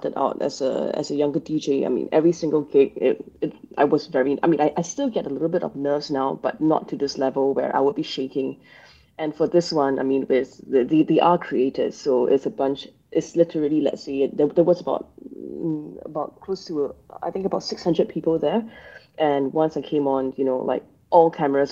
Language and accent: English; Singapore; that was how I grew up here in Singapore.